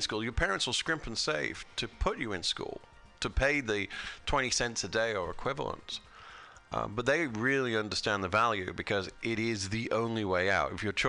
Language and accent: English; United Kingdom; I'm British. We created it.